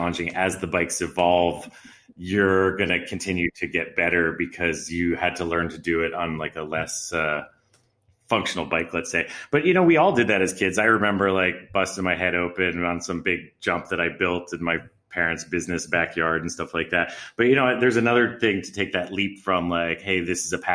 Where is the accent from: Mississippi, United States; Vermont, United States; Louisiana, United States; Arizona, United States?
Vermont, United States; moved away; also born or lived in Tahoe; I grew up skiing. I'm from Vermont originally